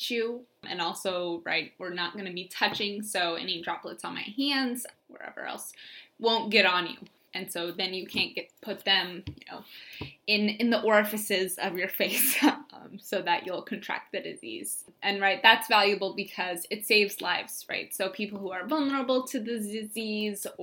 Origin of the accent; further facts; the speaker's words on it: St. Louis, Missouri, United States; I'm originally from St. Louis, Missouri